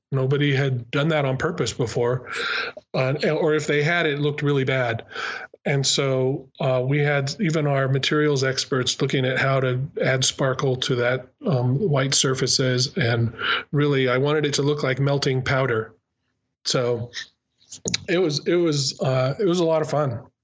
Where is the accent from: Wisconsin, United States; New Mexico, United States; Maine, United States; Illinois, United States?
New Mexico, United States; moved away as an adult; also born or lived in California; I'm actually from New Mexico